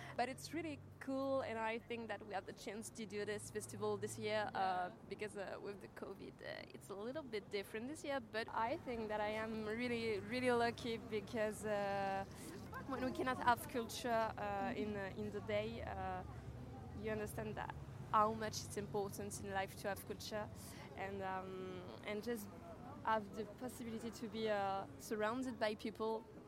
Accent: Paris, Île-de-France, France; I'm coming from Paris.

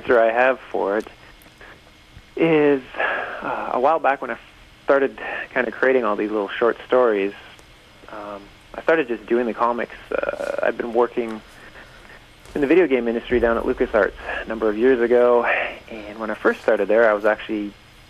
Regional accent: Sault Ste. Marie, Ontario, Canada; I grew up in Sault Ste. Marie, Ontario

